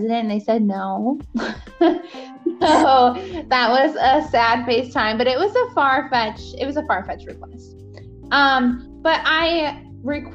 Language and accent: English; United States; being an American citizen